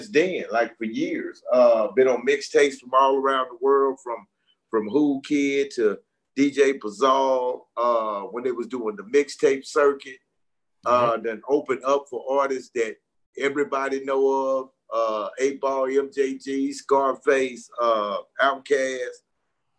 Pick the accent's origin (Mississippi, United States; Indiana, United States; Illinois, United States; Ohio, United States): Mississippi, United States; Utica; also born or lived in Chicago; I grew up here in Mississippi, small little country town called Utica